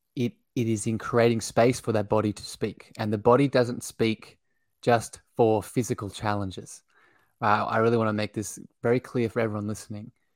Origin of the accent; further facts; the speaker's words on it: Australia; I grew up in Australia. I live here now still.